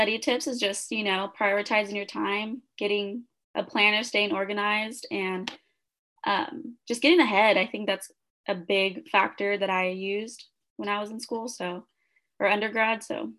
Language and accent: English; Kern County, California, United States; since I grew up in Kern County, I wanted to come back to CSUB